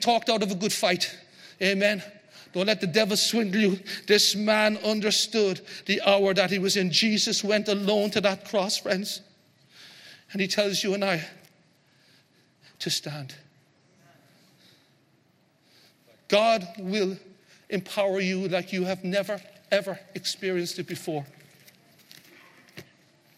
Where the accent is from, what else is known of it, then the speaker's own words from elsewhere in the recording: Ireland; we're Irish